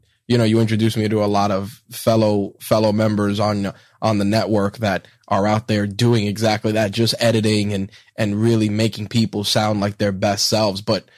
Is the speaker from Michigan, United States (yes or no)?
no; New York, United States; that's my crutch word as well as a New Yorker.